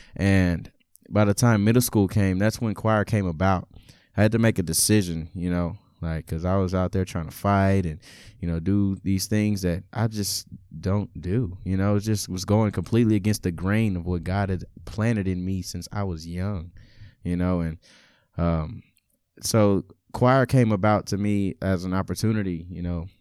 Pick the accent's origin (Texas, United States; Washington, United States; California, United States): Texas, United States; Beaumont; also born or lived in Lawrence, Kansas; I was born and raised in Lawrence, Kansas, uh, till about six or seven years old, and then we made a, a drastic move to Beaumont, Texas